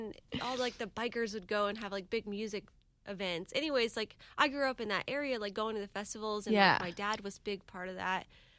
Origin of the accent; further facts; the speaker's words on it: Jacksonville Beach, Florida, United States; also born or lived in Denver, Colorado; I grew up in Jack's Beach.